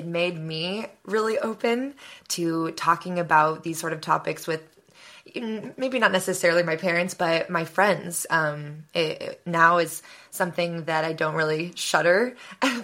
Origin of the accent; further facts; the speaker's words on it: San Francisco, California, United States; moved away as an adult; now in Los Angeles, United States; I'm from San Francisco, East Bay area